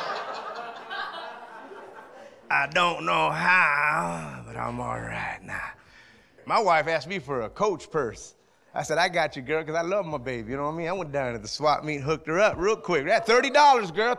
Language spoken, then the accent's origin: English; Alma, Michigan, United States; I'm from Alma